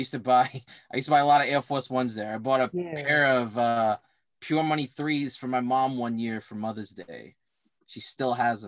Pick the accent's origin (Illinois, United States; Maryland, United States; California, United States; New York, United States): New York, United States; New York City; moved away as an adult; I am also from New York originally. I'm from Brooklyn.